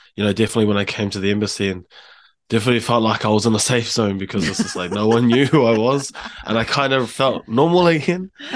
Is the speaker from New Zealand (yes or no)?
yes; Hamilton, Waikato, New Zealand; moved away as an adult; also born or lived in Palmerston North / Auckland; now in Japan; I grew up in, uh, Hamilton, H Town. I was born in Palmerston North, though